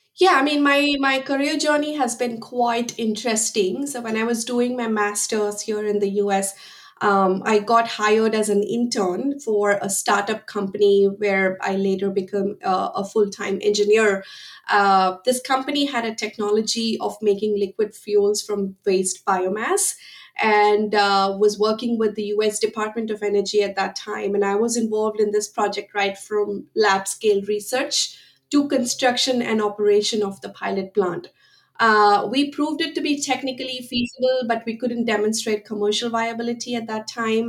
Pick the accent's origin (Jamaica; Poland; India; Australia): India; moved away as an adult; now in United States; I am originally from India and I came to the United States in 2006 to pursue my master's in chemical engineering, and I have been here ever since.